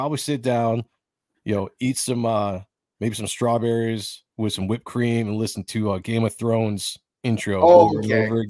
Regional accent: United States; We fell for it as a people. As the American people, we absolutely fell for it.

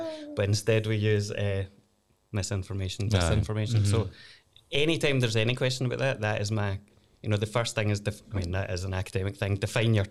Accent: Glasgow, Scotland, United Kingdom; I'm a lawyer from Glasgow. You can tell by the accent, maybe.

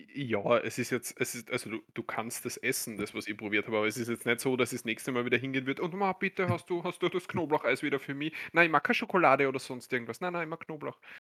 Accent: Austria; So sind wir Österreicher, so bin ich

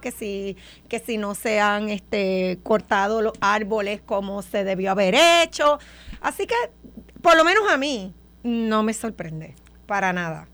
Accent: Puerto Rico; nosotros aquí como puertorriqueños no acabamos de entender que Puerto Rico ha perdido mucha población

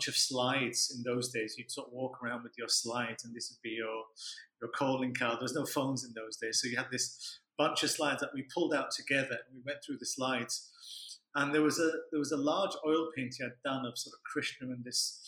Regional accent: Leeds, Yorkshire and the Humber, United Kingdom; moved away as an adult; I grew up in Leeds

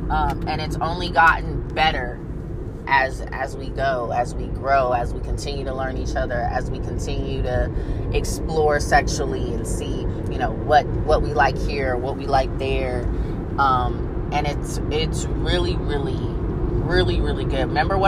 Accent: Fayetteville, North Carolina, United States; He's a New Yorker. I'm from Fayetteville, North Carolina. Military brat. We're definitely different.

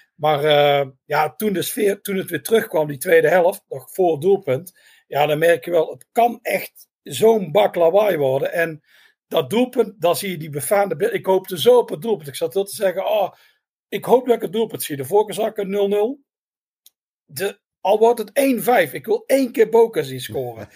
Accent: Netherlands; we zijn helemaal uit Nederland

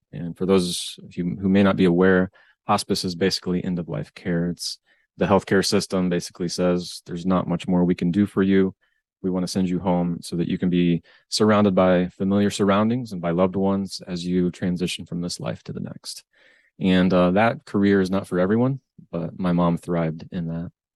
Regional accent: Northwest Ohio, United States; born and raised in Northwest Ohio.

